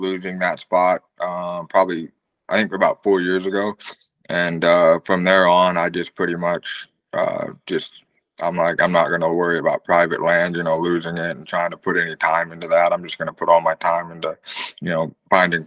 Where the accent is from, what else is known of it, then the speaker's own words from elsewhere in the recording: Southwest Missouri, United States; I was born in Southwest Missouri, and I'm still living here